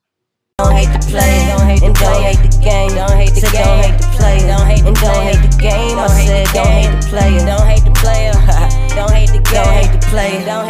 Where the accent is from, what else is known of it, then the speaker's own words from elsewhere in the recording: Missouri, United States; I'm from the Show Me State